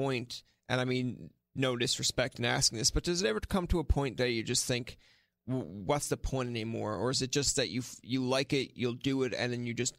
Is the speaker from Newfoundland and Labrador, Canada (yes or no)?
yes; Newfoundland and Labrador, Canada; because as soon as someone told me about that video being a Newfoundlander